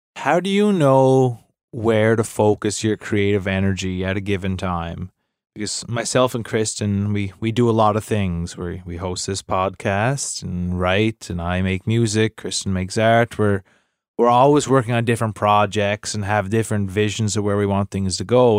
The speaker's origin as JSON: {"language": "English", "area": "Cape Breton", "region": "Nova Scotia", "country": "Canada", "said": "I'm from Cape Breton."}